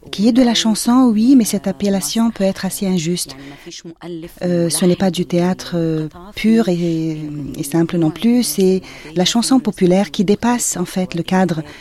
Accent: Alexandria, Alexandria Governorate, Egypt; French is a second language; moved away as an adult; now in Cairo, Egypt; j'ai quitté ma ville natale, Alexandrie, euh, pour le Caire

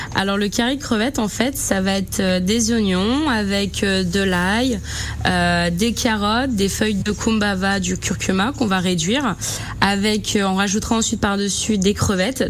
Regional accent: Madagascar; now in France; chez nous, à Madagascar

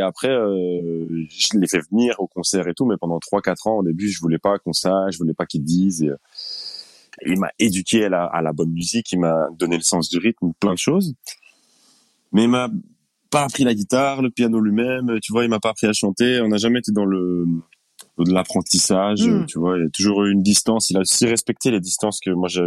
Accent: Linkebeek, Flanders, Belgium; also born or lived in Brussels; on a grandi à Linkebeck avec tout ce qu'on ce dont on avait besoin

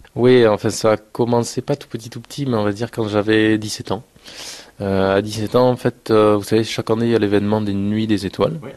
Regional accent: Castres, Occitania, France; chez nous à Castres

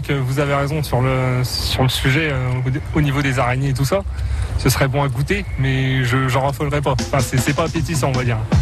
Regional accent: Saint-Rémy, France; j'ai vingt-huit ans et je viens de Saint-Rémy

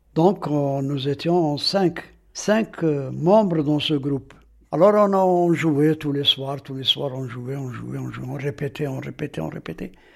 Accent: Aïn Témouchent, Aïn Témouchent Province, Algeria; je suis né ici à Temouchent et j'ai grandi ici à Timouchen jusqu'à maintenant

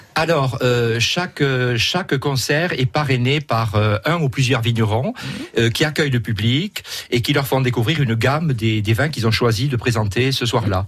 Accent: Perpignan, Occitania, France; moved away; also born or lived in Charente-Maritime; je suis perpignanais, mais j'ai vécu en Charente-Maritime, je me suis installé dans l'Aspre

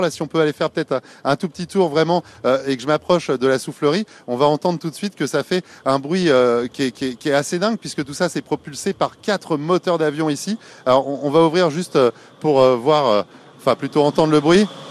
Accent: Paris, Île-de-France, France; chez nous à Paris ici du côté de la Villette

